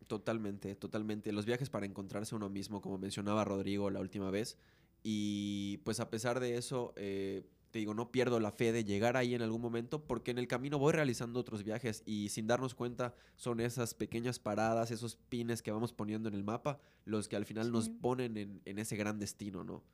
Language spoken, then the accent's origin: Spanish; Mexico; En esta burbuja cultural que tenemos como mexicanos